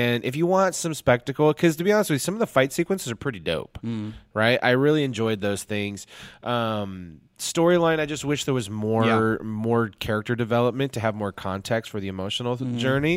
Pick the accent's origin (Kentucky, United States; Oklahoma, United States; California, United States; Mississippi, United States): California, United States; Huntington Beach; born or raised there